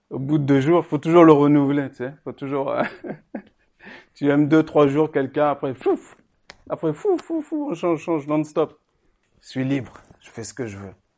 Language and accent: French; Sens, Bourgogne-Franche-Comté, France; quand j'étais petit euh, à Sens